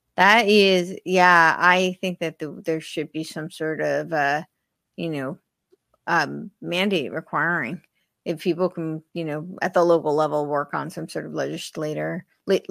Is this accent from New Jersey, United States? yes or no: yes; New Jersey, United States; moved away; I, I'm originally from New Jersey